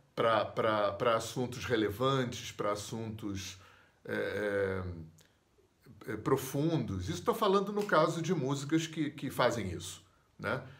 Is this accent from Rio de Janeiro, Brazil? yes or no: yes; Rio de Janeiro, Brazil; moved away as an adult; also born or lived in Visconde de Mauá; eu sou do Rio de Janeiro